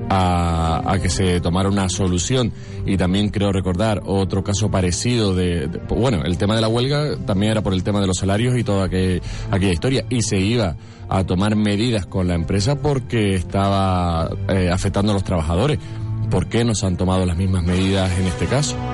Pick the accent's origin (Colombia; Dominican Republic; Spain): Spain; Telde, Canary Islands